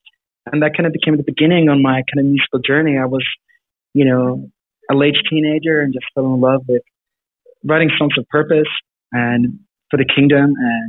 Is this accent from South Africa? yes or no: yes; South Africa; also born or lived in Sweden; Yeah, sure. So I grew up in Sweden and Africa, of all places.